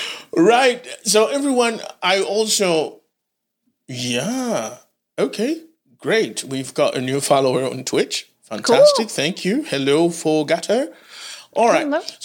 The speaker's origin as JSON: {"language": "English", "country": "Haiti", "moved": "yes", "said": "I am originally from Haiti"}